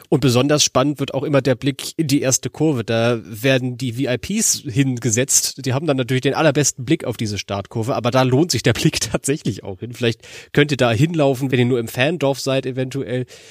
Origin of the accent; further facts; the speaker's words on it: Berlin, Germany; moved away; Ich bin ja eigentlich Berliner